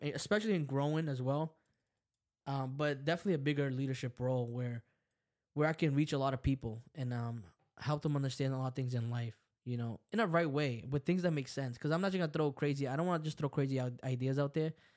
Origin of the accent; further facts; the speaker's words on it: El Salvador; I'm from El Salvador. I speak Spanish.